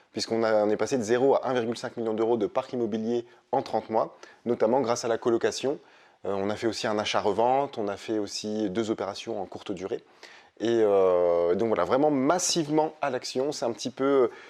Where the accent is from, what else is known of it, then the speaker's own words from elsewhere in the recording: Hauts-de-France, France; moi je suis flamande. Dès que je dis ça, elle me dit ça. Non, je suis flamand, je suis pas ch'ti.